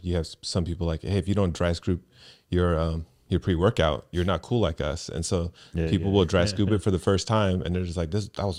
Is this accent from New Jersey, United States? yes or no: no; Seaside, California, United States; So I grew up in Seaside, California, and Crips and Bloods were a big thing there.